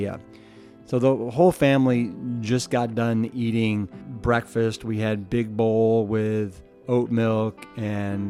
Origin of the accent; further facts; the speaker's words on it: Cleveland, Ohio, United States; we host the Pepperidge Labor Day Olympics, which is where we grew up in Cleveland, Ohio